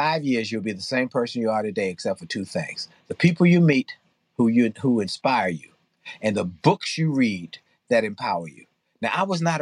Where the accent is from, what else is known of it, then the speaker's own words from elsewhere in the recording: Washington, District of Columbia, United States; I grew up in Washington, D.C.